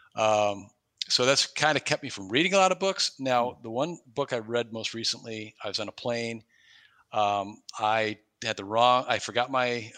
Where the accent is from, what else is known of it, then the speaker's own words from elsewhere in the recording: New York, United States; moved away as an adult; now in Cleveland, United States; I live in Cleveland. I've been here 20 plus years, but way predating that, when I grew up in New York State